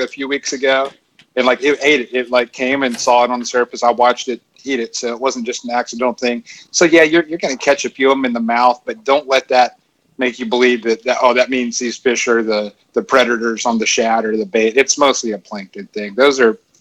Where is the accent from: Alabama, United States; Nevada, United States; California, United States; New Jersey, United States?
Alabama, United States; Florence; I'm from Florence, Alabama